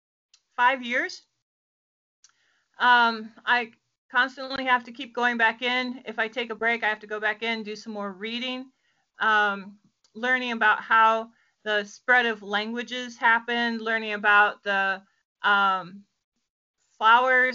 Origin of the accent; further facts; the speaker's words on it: Virginia, United States; I am from Virginia, about 40 miles from DC, Washington, DC